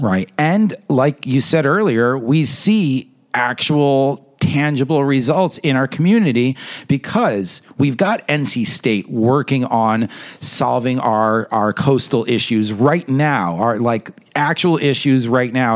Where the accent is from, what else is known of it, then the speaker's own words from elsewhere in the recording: New York, United States; I'm a New Yorker